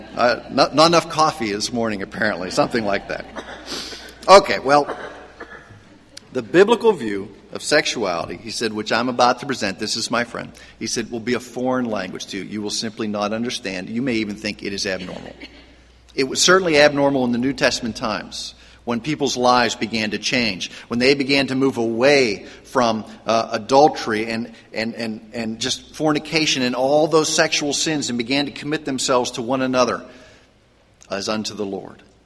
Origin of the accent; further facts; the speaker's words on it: Pennsylvania, United States; I grew up in Pennsylvania, and there was the Meadows Racetrack